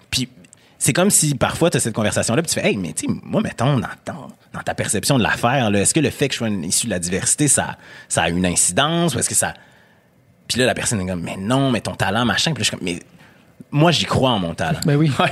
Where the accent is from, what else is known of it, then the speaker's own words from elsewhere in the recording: Quebec City, Quebec, Canada; nous, on vient de Québec, toi, du Saguenay, Québec.